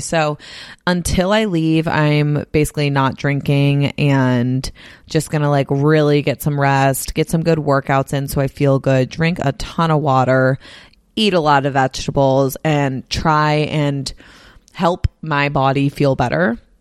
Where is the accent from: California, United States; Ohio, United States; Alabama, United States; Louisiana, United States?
California, United States; Bay Area; moved away as an adult; also born or lived in Nashville / Los Angeles / San Diego; now in Salt Lake City, United States; I grew up in the Bay Area, then I moved to Nashville for college, then I moved to L A for work, then I moved to San Diego for work, and now I'm in Salt Lake City